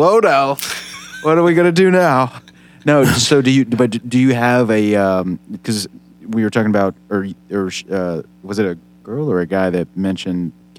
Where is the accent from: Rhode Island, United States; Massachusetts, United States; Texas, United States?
Texas, United States; I'm from Texas.